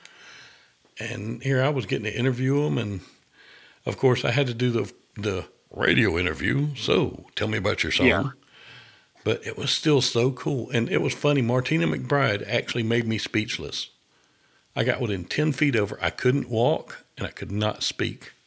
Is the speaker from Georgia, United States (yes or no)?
yes; Augusta, Georgia, United States; now in Atlanta, United States; I'm from Augusta.